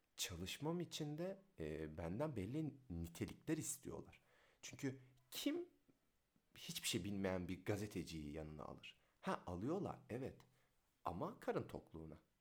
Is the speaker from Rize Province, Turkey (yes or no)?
yes; Rize, Rize Province, Turkey; doksan sekiz Rize doğumluyum